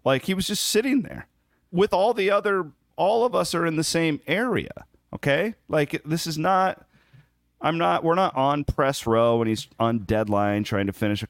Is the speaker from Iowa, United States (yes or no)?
yes; Iowa, United States; He's just a columnist that I grew up reading in Southern Iowa. We get the KC Star a lot. We get a lot of Kansas City stuff.